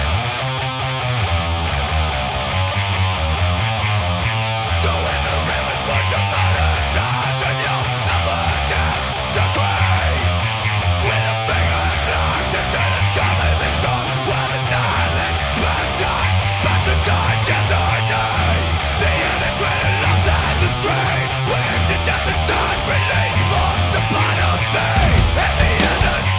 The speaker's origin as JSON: {"language": "English", "country": "United States", "said": "I'm an American."}